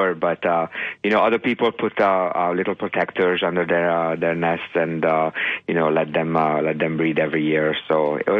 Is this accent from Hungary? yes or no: yes; Hungary; moved away; ever since I was 5 years old. Growing up in Hungary